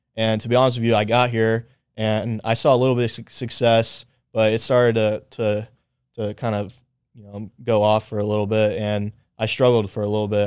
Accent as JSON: {"language": "English", "town": "Acworth", "region": "Georgia", "country": "United States", "tie": "born or raised there", "said": "moved to Ackworth when I was about eight years old. So I kinda consider that my, my childhood, uh, hometown"}